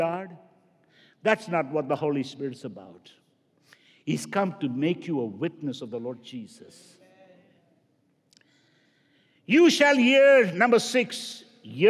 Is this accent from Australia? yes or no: no; India; now in United States; I grew up in India